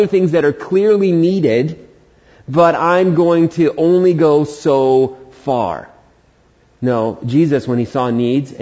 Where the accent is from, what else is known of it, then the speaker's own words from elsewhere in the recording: New York City, New York, United States; moved away as an adult; also born or lived in Prescott, Arizona; now in Humboldt County, United States; I was born in Queens, New York